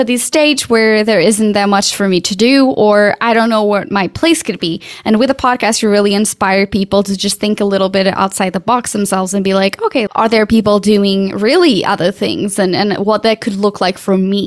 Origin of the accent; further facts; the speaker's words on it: Portugal; now in United States; I'm from Portugal.